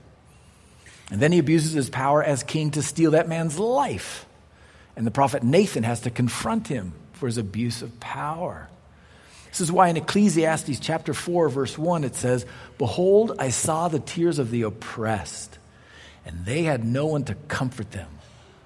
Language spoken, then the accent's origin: English; United States; as an American